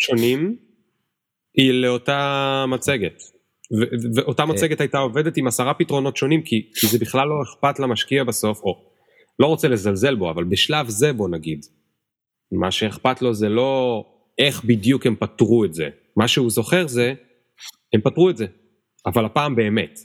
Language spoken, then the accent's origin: Hebrew; Israel